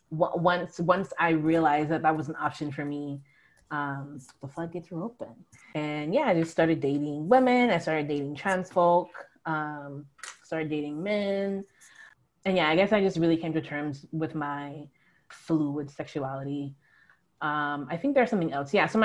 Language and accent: English; Long Beach, California, United States; now in Buffalo, United States; from Long Beach, which is